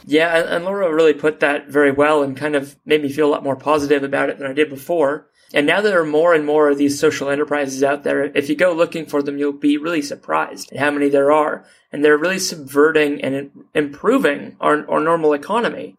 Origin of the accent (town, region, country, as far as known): New Zealand